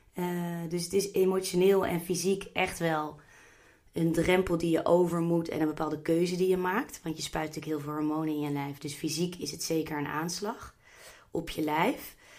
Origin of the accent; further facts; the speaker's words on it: The Hague, South Holland, Netherlands; Ik kom bijvoorbeeld uit Den Haag